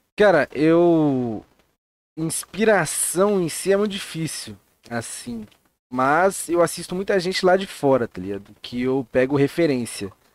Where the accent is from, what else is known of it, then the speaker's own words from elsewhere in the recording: São Paulo, Brazil; eu vim de um bairro muito bom da zona, da zona sul de São Paulo, eu vim do Grajaú